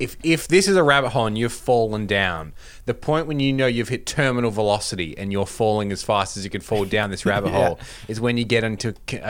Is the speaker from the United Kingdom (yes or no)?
no; Australia; we're in a unique situation here being Australian